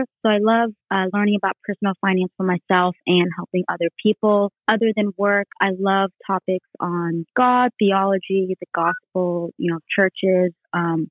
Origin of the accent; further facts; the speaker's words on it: Sacramento, California, United States; I'm from Sacramento, California